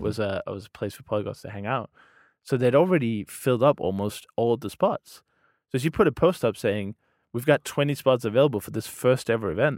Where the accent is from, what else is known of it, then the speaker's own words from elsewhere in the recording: Denmark; first language Danish; English is a second language; I'm from Denmark